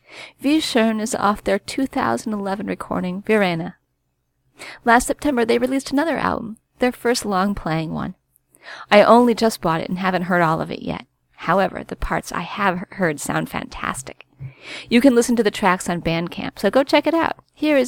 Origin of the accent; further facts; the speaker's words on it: Barcelona, Catalonia, Spain; About me, I am from Barcelona, Spain, and am a self-taught composer.